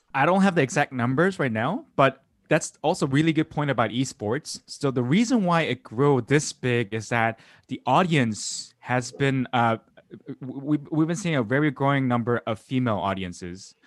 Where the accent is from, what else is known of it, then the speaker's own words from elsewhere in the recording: South Korea; in the nineties, uh, where I grew up in South Korea